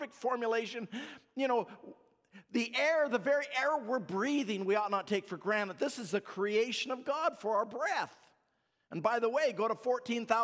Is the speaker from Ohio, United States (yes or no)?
no; Alaska, United States; I come from Alaska